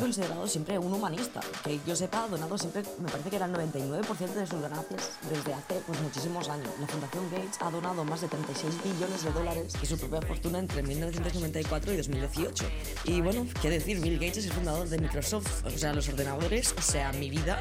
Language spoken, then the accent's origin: Spanish; Spain; soy de España y me entra el nacionalismo